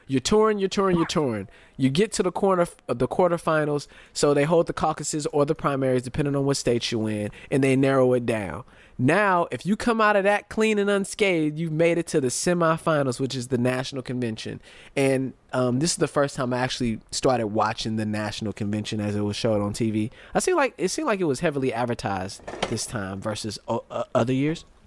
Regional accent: United States; most of us Americans, we spend our whole lives being American

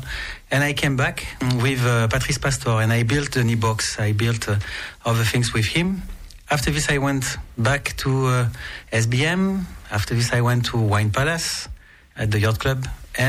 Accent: Nice, Provence-Alpes-Côte d'Azur, France; Yes, I was born in Nice. And I'm the 10th generation of Niçois, and with a strong connection with Monaco.

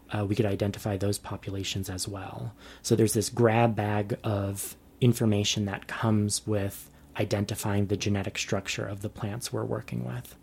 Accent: New York, United States; moved away as an adult; I was born and raised in New York

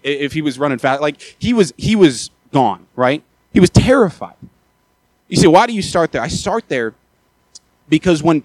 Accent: Maryland, United States; moved away; I'm from Maryland originally

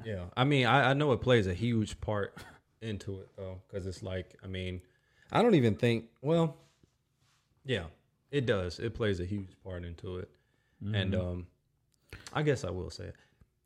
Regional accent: North Carolina, United States; accent: Southern; now in Minnesota, United States; Like, me being from the South, that's why my accent sounds like this. Like, I can't get away from it, you know?

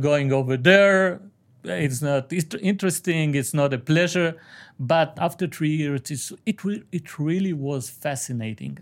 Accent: Aleppo, Aleppo Governorate, Syria; I'm from Halep

